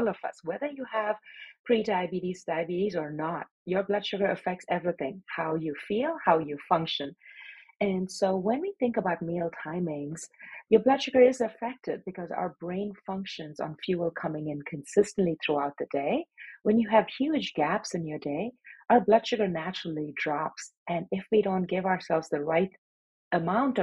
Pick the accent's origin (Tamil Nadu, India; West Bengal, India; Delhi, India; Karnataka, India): Tamil Nadu, India; Chennai; moved away as an adult; now in Los Angeles, United States; I was born and raised in India in a town called Madras, which is now known as Chennai